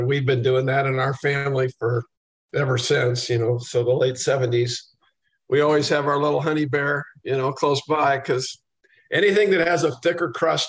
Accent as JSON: {"language": "English", "region": "Iowa", "country": "United States", "tie": "born or raised there", "said": "We were born in the 50s. We grew up in Iowa, and Ron and I both went to college there."}